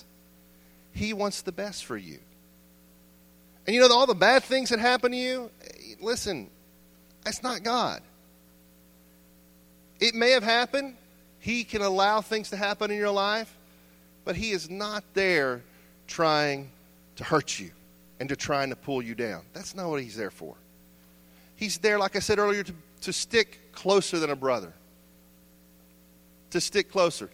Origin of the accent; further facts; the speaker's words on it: United States; as American Christians, our faith